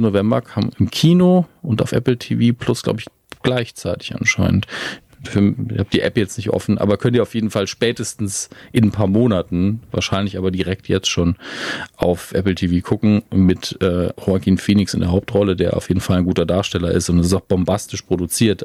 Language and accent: German; Germany; als Deutsche